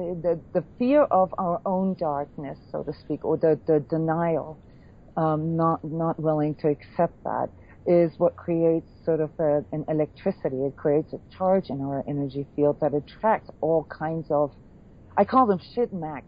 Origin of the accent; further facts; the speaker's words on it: Iceland; born there; You know, like I was born in Iceland, you know, with a Viking heritage